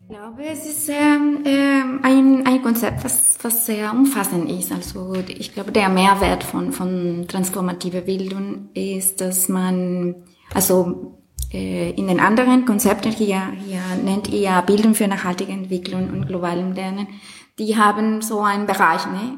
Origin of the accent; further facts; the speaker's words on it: Colombia; German is a second language; moved away; ich komme aus Kolumbien ne, und aus einem Land, wo viel über ähm, diese äh, Revolution gesprochen wurde